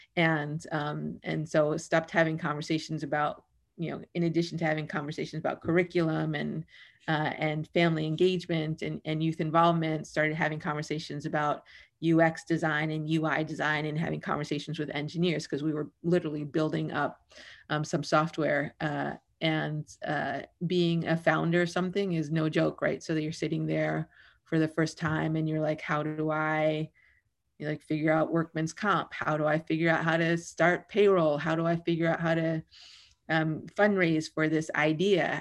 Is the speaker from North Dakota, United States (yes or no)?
no; New York City, New York, United States; now in Oakland, United States; I grew up in the Bronx. I had to move a lot. I moved thirteen times in sixteen years, um, largely around the Bronx